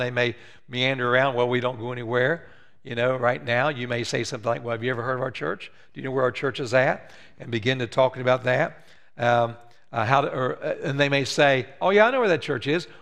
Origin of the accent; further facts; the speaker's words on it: West Virginia, United States; moved away; I'm from West Virginia